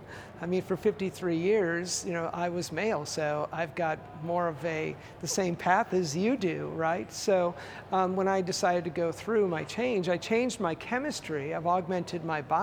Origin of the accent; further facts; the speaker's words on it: Canada; I'm Canadian